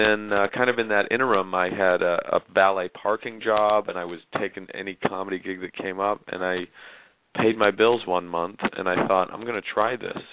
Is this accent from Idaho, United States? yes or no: yes; southeastern Idaho, United States; now in New York, United States; I'm from a very small town in Idaho. That's where I grew up